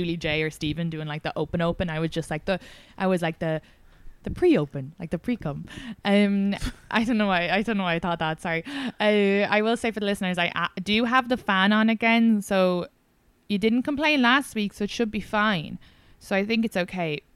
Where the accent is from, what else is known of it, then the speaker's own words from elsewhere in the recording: Ireland; moved away; I'm a foreigner. I'm like from Ireland and my family don't live here